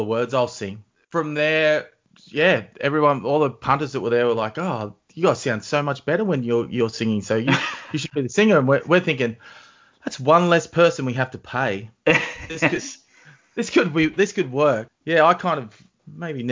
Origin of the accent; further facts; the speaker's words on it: Narrabri, New South Wales, Australia; now in Newcastle, Australia; Born and bred in Narrabri